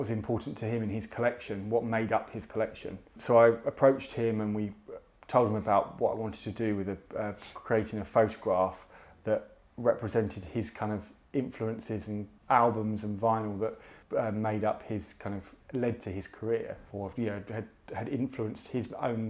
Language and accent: English; Chingford, London, United Kingdom; moved away as an adult; now in Brighton, United Kingdom; I came from Chingford, where it's very sort of white, middle class, Tory kind of stagnant